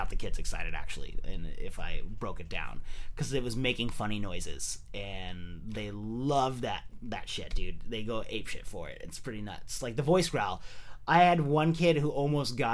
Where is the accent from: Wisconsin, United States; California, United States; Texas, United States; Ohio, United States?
California, United States; San Jose; moved away as an adult; also born or lived in San Luis Obispo; I'm originally from San Jose. I moved away for, like, the last... you know, 5 or 6 years. I was in San Luis Obispo.